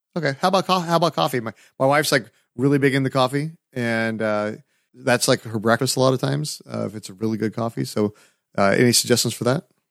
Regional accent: California, United States; now in Nashville, United States; I'm from California, so I'm not used to having to bundle up

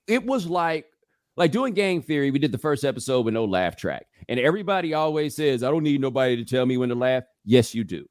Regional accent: Houston, Texas, United States; moved away; I'm from Houston.

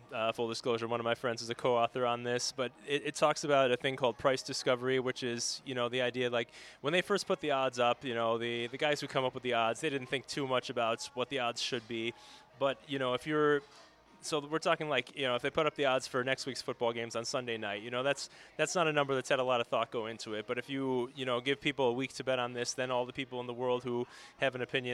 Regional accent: Naperville, Illinois, United States; now in Las Vegas, United States; My hometown of Naperville, Illinois

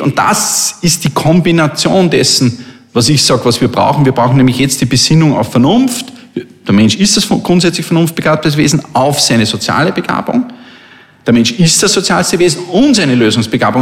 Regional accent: Linz, Upper Austria, Austria; meiner Heimatstadt

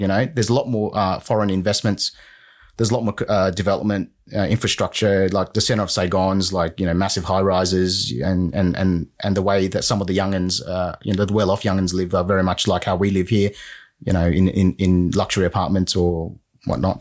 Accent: Sydney, New South Wales, Australia; also born or lived in Vietnam / United Kingdom; So I was born in Vietnam in 79. We came to Australia in about 86. We were refugees. And I pretty much grew up in Sydney

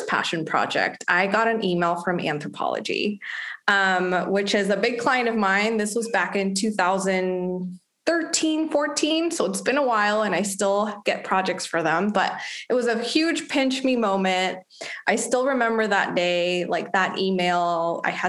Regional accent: Mexico; moved away as an adult; also born or lived in Los Angeles, United States; now in United States; I'm actually from Mexico and I moved to the US when I was 21 for college

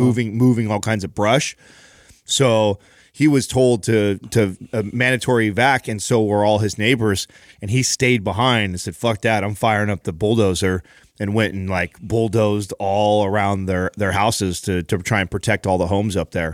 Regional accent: Don Pedro, California, United States; moved away; where I grew up in Don Pedro

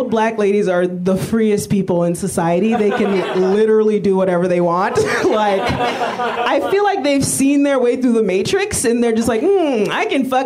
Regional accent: United States; Thank God I'm America. I'm American.

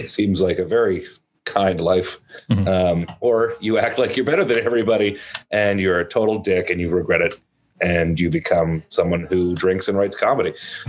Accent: Arnprior, Ontario, Canada; born or raised there; also born or lived in Ottawa; now in Nashville, United States

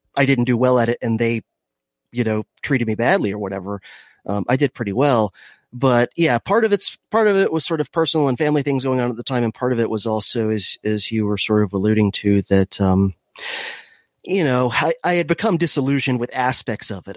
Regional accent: Miami, Florida, United States; I was born in Miami, if, if, uh, you, w, you wanna go ba-, back that far. Um, so I, I grew up in, uh, the craziest part of Florida

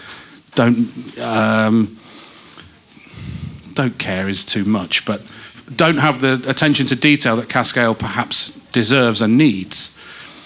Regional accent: Rural Northamptonshire, East Midlands, United Kingdom; now in Manchester, United Kingdom; where I grew up in the East Midlands

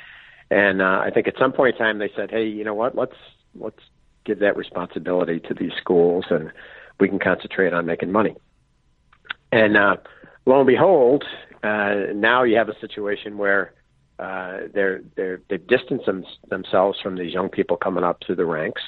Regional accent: Buffalo, New York, United States; now in Adirondacks, United States; I was born and raised in Buffalo, so I'm used to winters.

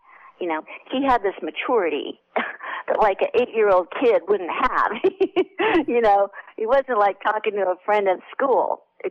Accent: Glendale, California, United States; also born or lived in Beverly Hills, California; I grew up actually in Glendale, California, were my early years here, and then we lived in Beverly Hills when I was a teenager, and then I went to USC

